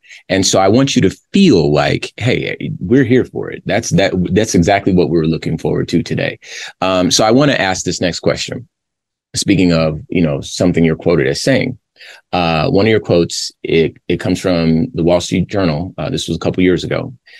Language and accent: English; Compton, California, United States; I'm from Compton myself. That was where I was born.